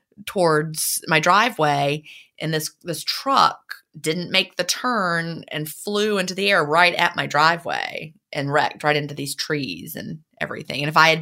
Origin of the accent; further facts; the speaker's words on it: San Diego, California, United States; I grew up in San Diego, California, and I have always loved the ocean.